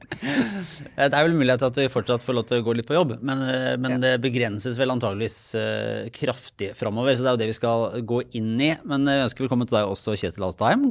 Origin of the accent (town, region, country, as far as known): Norway